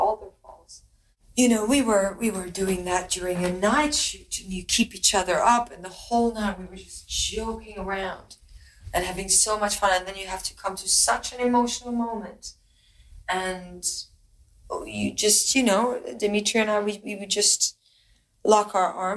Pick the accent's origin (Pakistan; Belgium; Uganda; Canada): Belgium; moved away; I'm from Belgium.